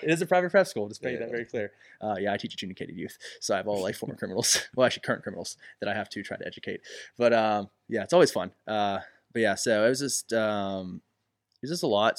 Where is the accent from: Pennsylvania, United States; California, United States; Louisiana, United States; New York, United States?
Pennsylvania, United States; Elizabeth; also born or lived in Dayton; I am from Elizabeth